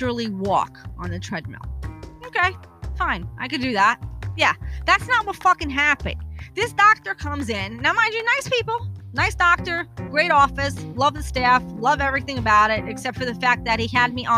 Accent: New York City, New York, United States; moved away; also born or lived in New Jersey; I am originally from Brooklyn

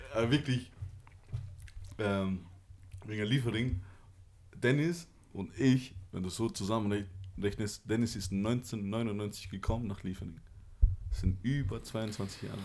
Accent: Austria; ich bin halt hier geboren und ähm, ich bin halt ursprünglich aus Kosovo

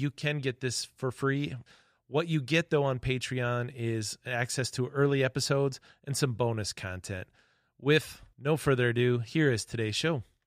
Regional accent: Webster, South Dakota, United States; now in Yankton, United States; my hometown of Webster, South Dakota

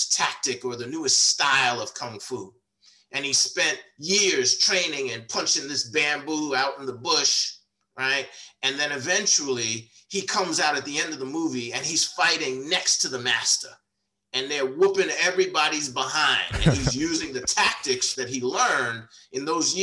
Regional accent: New York, United States; also born or lived in Washington, DC / Maryland / Virginia area; now in Washington DC area, United States; I grew up in New York

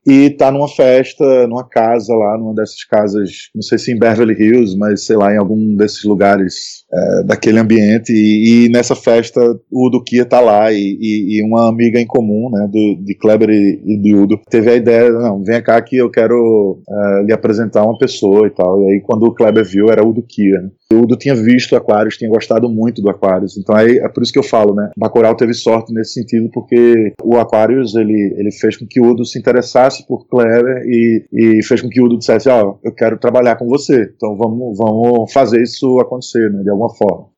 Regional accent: Northeast Region, Brazil; a gente é nordestino, e então a gente já sofreu, porra, eu sou branco, sou classe média, tá, mas eu sofro por conta do sotaque

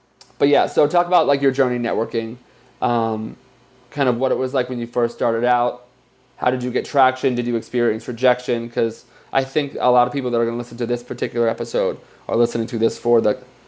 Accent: New Jersey, United States; Oh, I'm from New Jersey too.

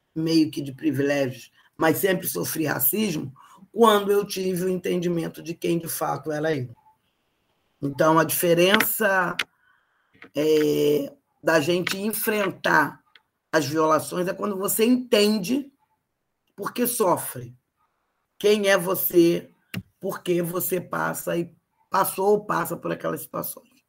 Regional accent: Rio de Janeiro, Brazil; eu sou carioca, né? Nascida no bairro de Botafogo, aqui no, no município do Rio de Janeiro

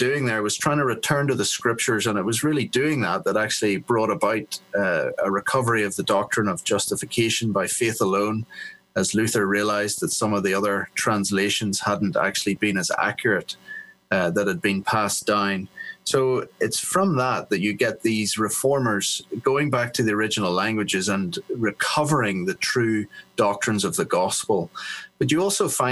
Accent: Belfast, Northern Ireland, United Kingdom; moved away as an adult; also born or lived in England / Africa / South Africa / Sydney, Australia; now in Philadelphia, United States; Then from 7, went back to live in Belfast, where I was educated.

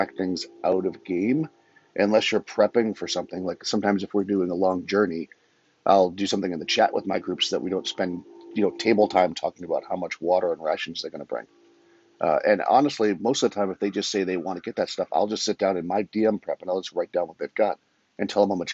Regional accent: Massachusetts, United States; moved away; also born or lived in New York / Florida; I'm from Massachusetts originally.

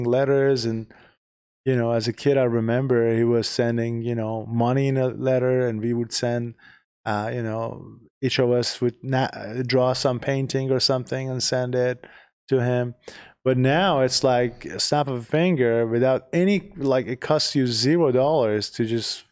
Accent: Iran; moved away as an adult; now in United States; We are originally from Iran.

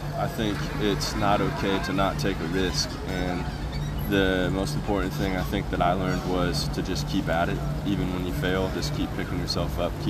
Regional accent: Nebraska, United States; moved away as an adult; now in Portland, United States; We started playing in Nebraska, where we were born and raised

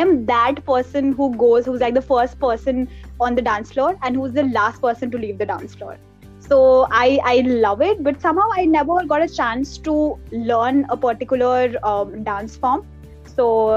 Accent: Pangu, Uttarakhand, India; moved away; my hometown, and that is Pangu, that's in Uttarakhand

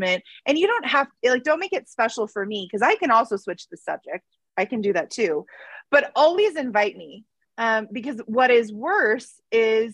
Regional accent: Denver, Colorado, United States; I grew up in Colorado, not in Colorado Springs, more in the Denver area

